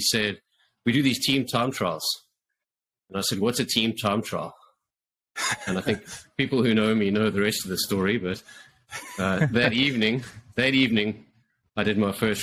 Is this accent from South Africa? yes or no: yes; South Africa; moved away as an adult; now in Canada; I'm actually from South Africa originally. Moved to Canada in 2016.